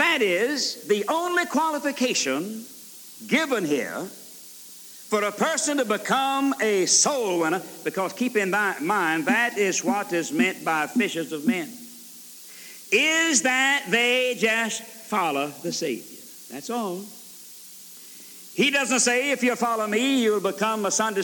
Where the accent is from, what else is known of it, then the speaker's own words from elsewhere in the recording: Alabama, United States; also born or lived in Georgia; I was born in Georgia and reared in Alabama